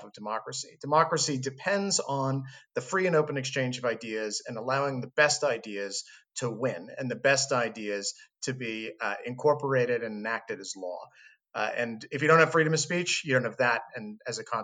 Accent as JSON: {"language": "English", "country": "United States", "also_born_or_lived": "Scotland / London", "moved": "as an adult"}